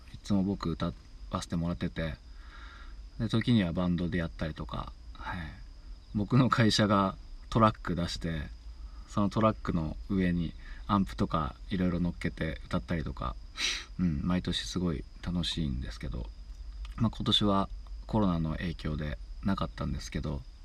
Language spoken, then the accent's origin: Japanese; Tsubame, Niigata, Japan; 僕の地元の小池って いう、まあ、燕市の 新潟県燕市小池っていうところで